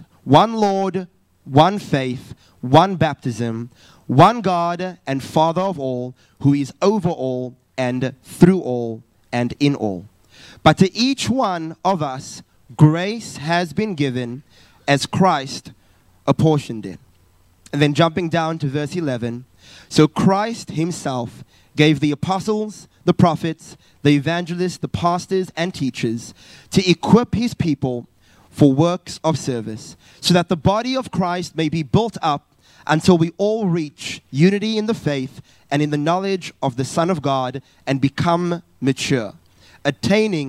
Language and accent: English; South Africa; moved away as an adult; now in Perth, Australia; originally I'm from South Africa